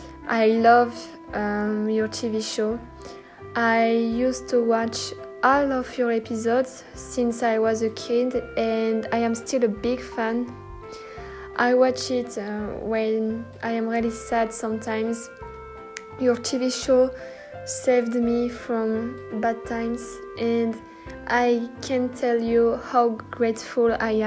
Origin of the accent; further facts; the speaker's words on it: France; English is a second language; I am 17 years old. I am French, so sorry for my English.